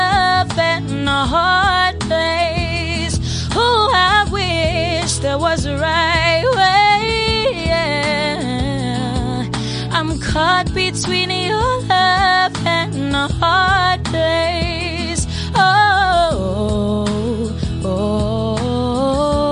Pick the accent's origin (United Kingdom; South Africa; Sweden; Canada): South Africa; Durban, KwaZulu-Natal; now in Johannesburg, South Africa; I was born in Durban